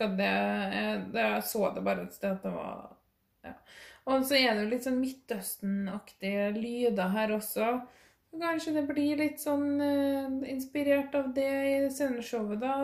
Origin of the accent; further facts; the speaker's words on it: Norway; jeg er norsk i Norge, og eh, snakker norsk